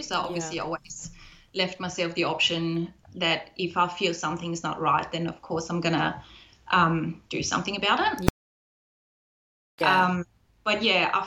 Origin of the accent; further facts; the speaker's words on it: Germany; moved away; I'm originally from Germany